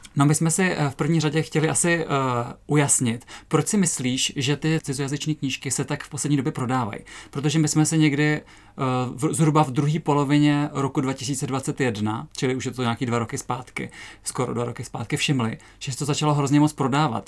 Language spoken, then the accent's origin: Czech; Třebíč, Vysočina Region, Czechia; moved away; já jsem nedávno byla na návštěvě v Třebíči v mém rodném městě